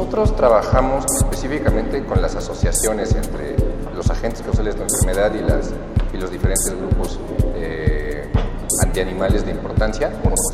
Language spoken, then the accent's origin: Spanish; Mexico; sobre todo para gente como nosotros, como los mexicanos.